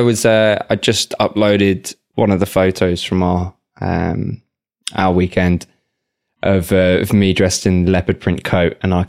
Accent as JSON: {"language": "English", "region": "England", "country": "United Kingdom", "moved": "yes"}